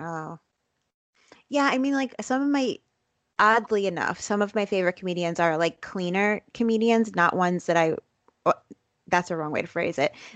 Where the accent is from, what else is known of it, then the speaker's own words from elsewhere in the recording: New York City, New York, United States; I grew up in Brooklyn, in Bensonhurst, Brooklyn